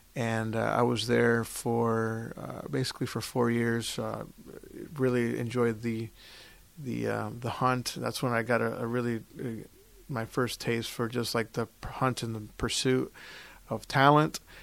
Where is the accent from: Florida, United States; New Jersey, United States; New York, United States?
Florida, United States; Orlando; also born or lived in Puerto Rico / Toronto; I was born in Puerto Rico. Um, we moved to Flor-, my family moved to F-, Florida. I grew up in Orlando